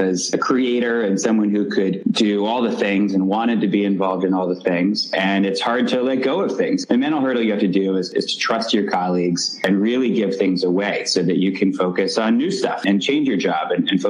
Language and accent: English; Dallas, Texas, United States; moved away; I grew up in Dallas, Texas